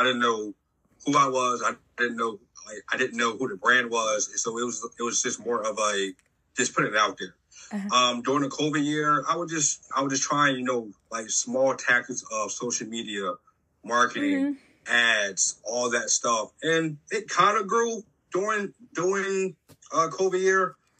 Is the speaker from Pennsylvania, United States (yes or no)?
yes; Philadelphia, Pennsylvania, United States; moved away; also born or lived in Maryland; I was born and raised in Philadelphia. I am now 28.